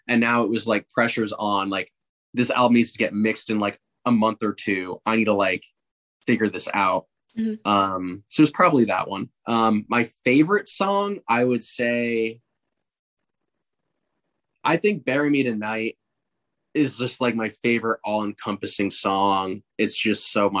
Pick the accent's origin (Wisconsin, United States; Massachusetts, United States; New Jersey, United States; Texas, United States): New Jersey, United States; I'm from New Jersey